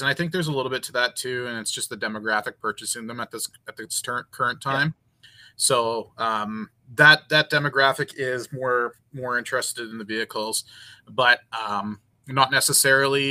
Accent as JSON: {"language": "English", "country": "Canada", "said": "being a Canadian"}